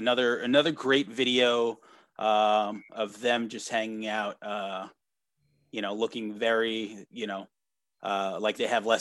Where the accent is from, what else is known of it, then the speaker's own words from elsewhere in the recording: New York, United States; we're all from New York